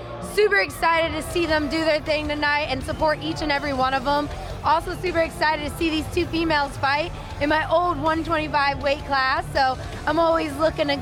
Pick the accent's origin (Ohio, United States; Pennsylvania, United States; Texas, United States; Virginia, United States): Virginia, United States; Virginia, which is my hometown